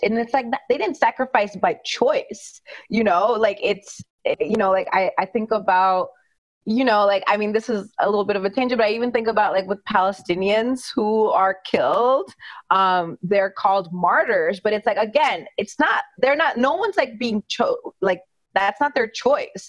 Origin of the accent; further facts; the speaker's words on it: India; I'm Indian